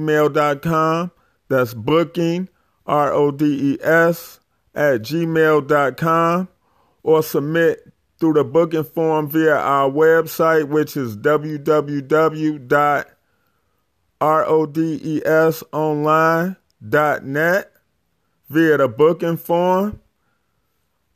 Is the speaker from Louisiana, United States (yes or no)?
no; Chicago, Illinois, United States; born or raised there